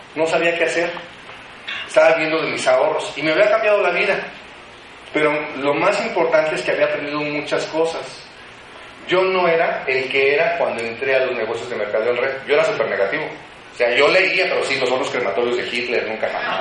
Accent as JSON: {"language": "Spanish", "town": "Morelia", "region": "Michoacán", "country": "Mexico", "tie": "born or raised there", "moved": "as an adult", "lives_now": "Mexico City, Mexico", "said": "Yo soy de originario de la ciudad de Morelia"}